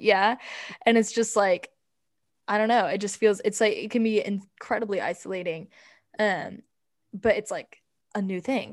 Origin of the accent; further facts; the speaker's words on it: United States; we're from America